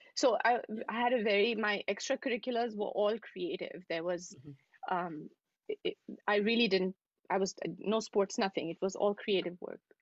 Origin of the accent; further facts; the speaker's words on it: New Delhi, Delhi, India; moved away as an adult; also born or lived in Dubai; now in New York City, United States; I'm from New Delhi. I'm from India. Um, and um, yeah, I was born in in New Delhi, and I lived there for um, for most of my life